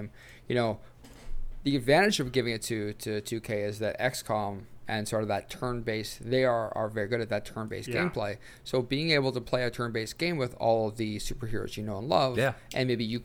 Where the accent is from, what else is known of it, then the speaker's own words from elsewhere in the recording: Sweden; I'm from Sweden